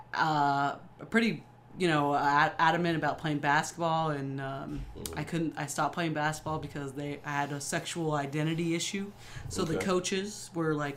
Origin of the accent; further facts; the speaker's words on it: Orem, Utah, United States; moved away; also born or lived in California; Raised mostly in Orem, Utah